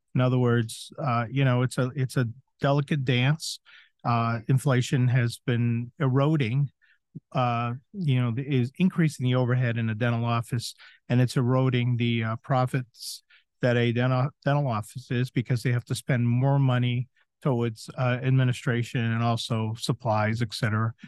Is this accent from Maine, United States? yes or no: yes; southern Maine, United States; moved away as an adult; also born or lived in Chicago; now in Florida, United States; did a scratch start in my hometown in southern Maine